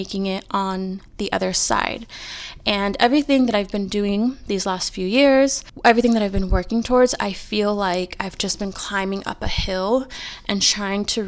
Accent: California, United States; We are both born and raised in California. We've never lived anywhere else other than California

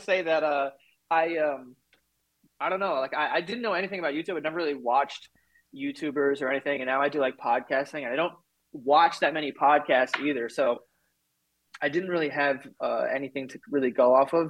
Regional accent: New York City, New York, United States; I'm from Queens, so, like, if we wanted to get anywhere, you had to take the train

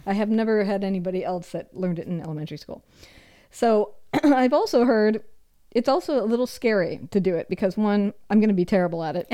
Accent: Minnesota, United States; moved away; I'm also from the Midwest. And when I was a child in the Midwest, learning how to shoot a gun was part of gym class

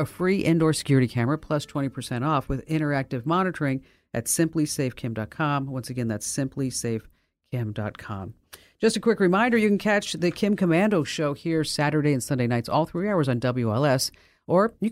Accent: the North, United States; I'm from the North

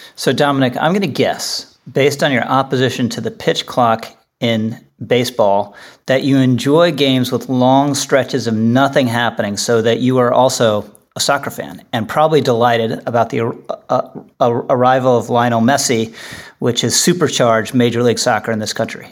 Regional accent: Washington, District of Columbia, United States; growing up in Washington

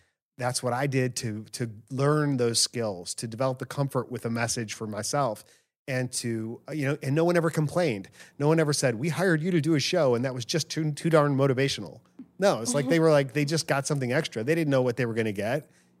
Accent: Argentina; now in Kuwait; I'm from Argentina, currently working in Kuwait

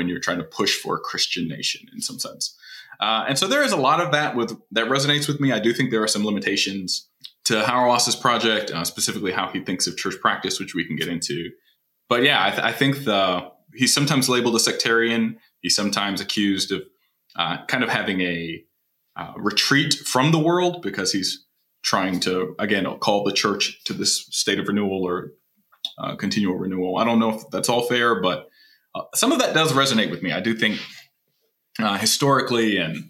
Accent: Midwest, United States; moved away as an adult; also born or lived in Illinois / Michigan / Virginia Beach, Virginia; now in Waco, United States; I am originally from the Midwest. I'm a Midwesterner in exile here in Texas

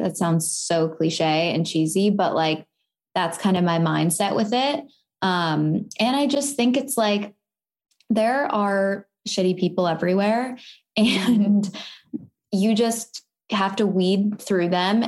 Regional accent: Vancouver, British Columbia, Canada; moved away as an adult; now in United States; I am from Vancouver, Canada

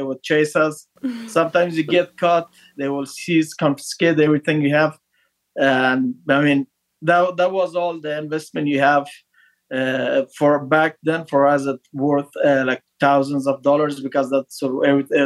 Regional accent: northern Afghanistan, Afghanistan; English is a second language; moved away as an adult; I was born in northern Afghanistan in a small village

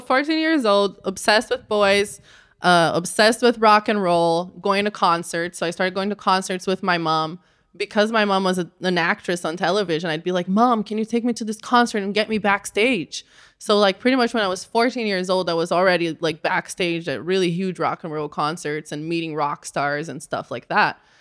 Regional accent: Rio de Janeiro, Brazil; moved away; I grew up in Rio de Janeiro, Brazil.

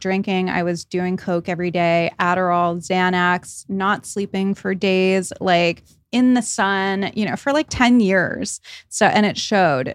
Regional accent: Rhode Island, United States; I grew up in Rhode Island

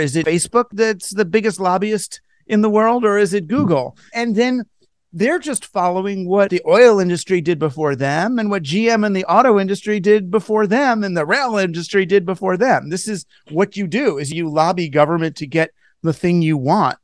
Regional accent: United States; as an American

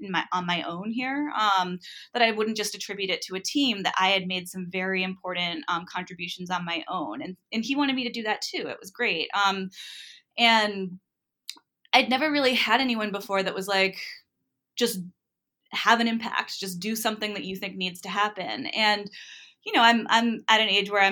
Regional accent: New England, Rhode Island, United States; I grew up in New England and in Rhode Island

